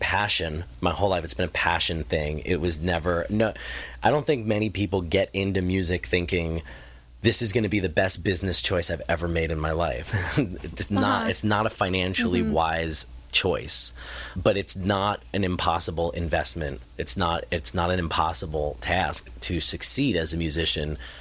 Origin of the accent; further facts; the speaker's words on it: Marlboro, New Jersey, United States; moved away; also born or lived in Tucson, Arizona / Phoenix, Arizona; I grew up in New Jersey in a small suburban town about an hour south of New York City called Marlboro, New Jersey